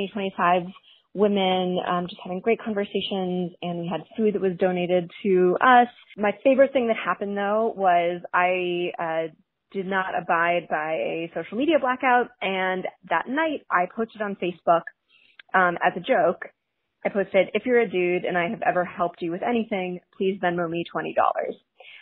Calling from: New York City, New York, United States; I'm calling from Brooklyn

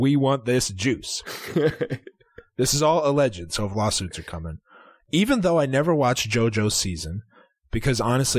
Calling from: Philadelphia, Pennsylvania, United States; Area code 215. … I'm from Philadelphia.

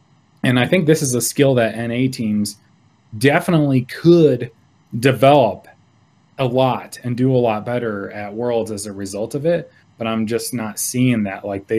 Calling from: Laramie, Wyoming, United States; also born or lived in Chicago area; I'm calling from Laramie, Wyoming.

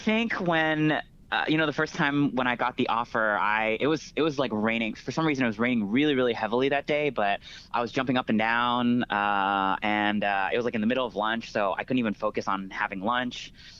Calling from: San Francisco, California, United States; So I'm currently in San Francisco.

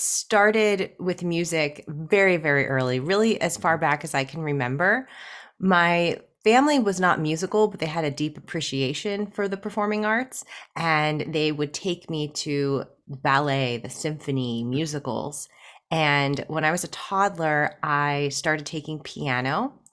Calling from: Pittsburgh, Pennsylvania, United States; I am in Pittsburgh, Pennsylvania, in the United States.

